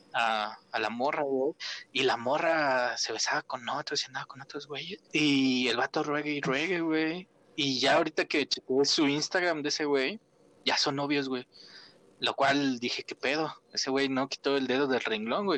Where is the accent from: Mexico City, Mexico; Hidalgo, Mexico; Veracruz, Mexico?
Hidalgo, Mexico; Tula; Aquí en mi pueblo